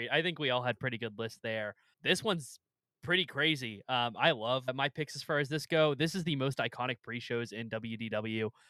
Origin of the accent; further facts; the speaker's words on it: Louisiana, United States; I'm from Louisiana.